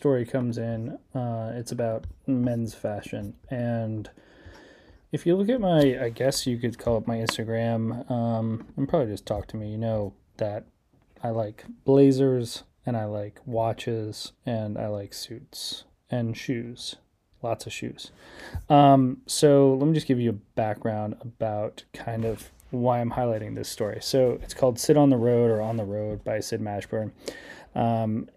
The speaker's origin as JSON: {"language": "English", "town": "Chicago", "region": "Illinois", "country": "United States", "tie": "born or raised there", "said": "my hometown of Chicago"}